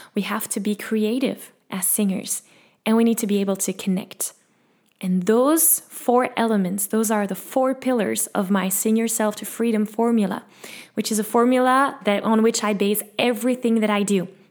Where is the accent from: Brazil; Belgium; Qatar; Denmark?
Belgium; English is a second language; I'm from Belgium. I speak Dutch and French and as you can hear, a little bit of English